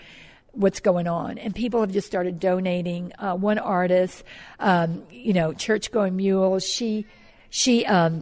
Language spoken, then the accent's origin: English; New Orleans, Louisiana, United States; moved away as an adult; also born or lived in California; now in Bay St. Louis, United States; I'm from New Orleans, and I actually remember going through Betsy when I was young